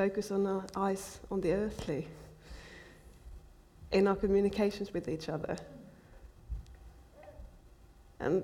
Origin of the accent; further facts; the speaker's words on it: Finland; I'm from Finland